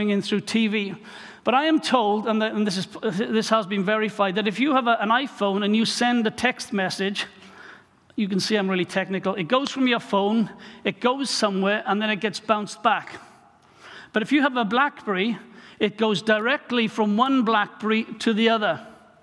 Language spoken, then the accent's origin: English; Wales, United Kingdom; I'm just a Welsh guy